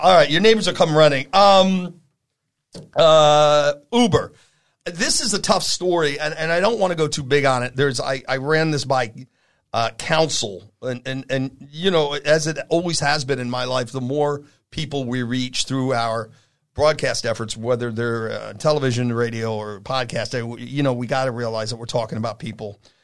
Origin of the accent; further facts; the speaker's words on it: New York, United States; also born or lived in Vermont; now in California, United States; I'm from New York